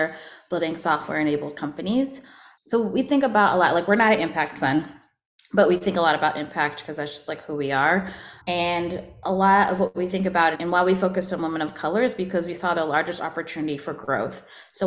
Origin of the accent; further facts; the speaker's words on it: Atlanta, Georgia, United States; I'm originally from Atlanta.